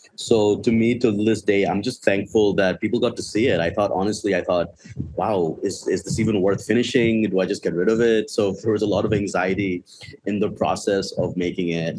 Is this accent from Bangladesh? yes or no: yes; Bangladesh; I grew up in Bangladesh my entire life. I've always lived here